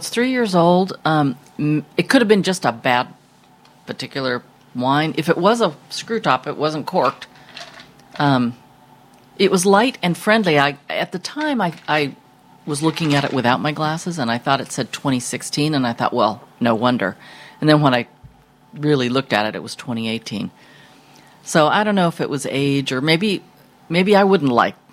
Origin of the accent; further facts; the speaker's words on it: Sacramento, California, United States; now in Seattle, United States; I'm from Sacramento